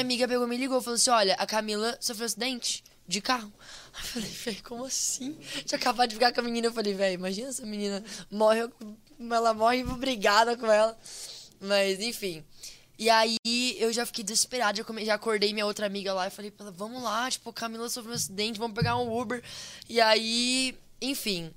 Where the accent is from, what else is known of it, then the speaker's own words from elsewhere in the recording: Brazil; moved away; sou brasileiro